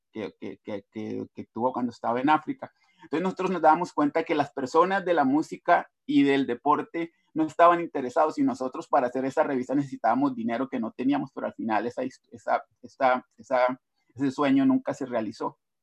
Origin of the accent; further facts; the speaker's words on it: Colombia; moved away as an adult; yo salí de Colombia en el año 2001 Retorné por un par de años en el 2014 a 2016